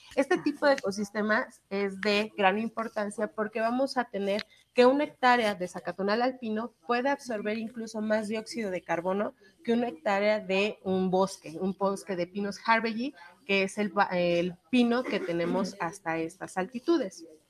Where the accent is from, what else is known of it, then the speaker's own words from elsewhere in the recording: Mexico; aquí en México